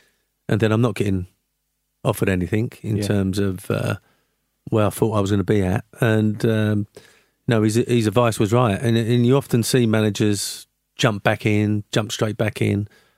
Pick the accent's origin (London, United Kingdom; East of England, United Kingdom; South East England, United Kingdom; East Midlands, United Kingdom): London, United Kingdom; Canning Town; also born or lived in Forest Gate; West Ham, I was born in Forest Gate, brought up in Canning Town, West Ham boy.